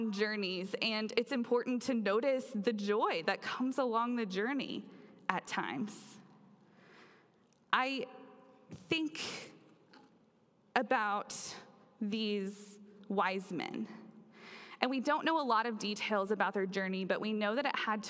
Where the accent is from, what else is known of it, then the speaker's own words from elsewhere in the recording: Oklahoma, United States; where I grew up in Oklahoma